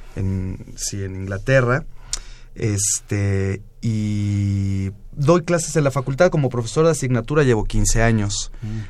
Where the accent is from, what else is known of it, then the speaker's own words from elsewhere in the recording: Mexico; also born or lived in La Plata, Argentina; yo llegué muy chico a México a los, en 1976